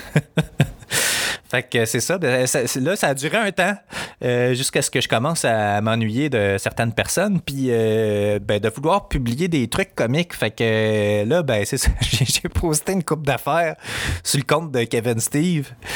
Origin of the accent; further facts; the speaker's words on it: Quebec, Canada; je suis un fier indépendantiste québécois